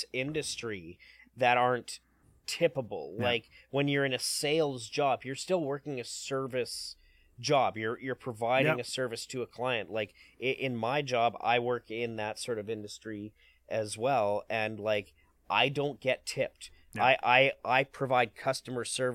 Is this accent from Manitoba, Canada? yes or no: yes; Winnipeg, Manitoba, Canada; I'm from Winnipeg